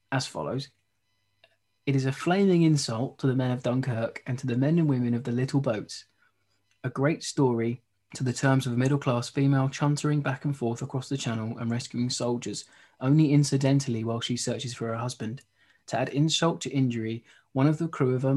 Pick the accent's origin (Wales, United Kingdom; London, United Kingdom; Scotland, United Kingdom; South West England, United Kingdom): London, United Kingdom; near Croydon; I grew up near Croydon and I went to a few shows there